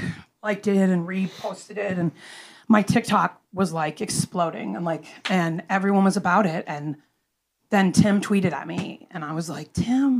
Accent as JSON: {"language": "English", "region": "Rhode Island", "country": "United States", "moved": "yes", "lives_now": "Nashville, United States", "said": "I'm from Rhode Island."}